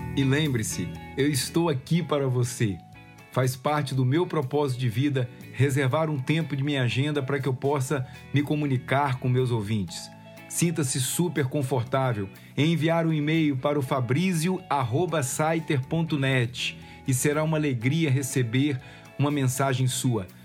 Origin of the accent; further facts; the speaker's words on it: Vitória, Espírito Santo, Brazil; moved away as an adult; primeira vez que eu saí do Espírito Santo, nunca imaginei sair de Vitória